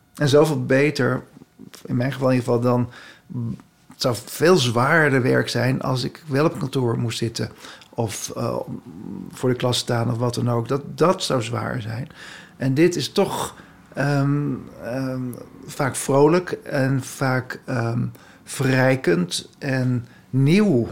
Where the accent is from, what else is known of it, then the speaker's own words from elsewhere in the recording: Haarlem, North Holland, Netherlands; ik kwam uit Haarlem